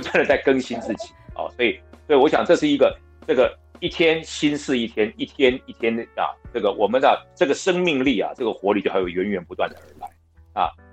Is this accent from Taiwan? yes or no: yes; Pingtung, Pingtung County, Taiwan; 因为我在屏东市长大对，但是因为我妈妈是台湾族的原住民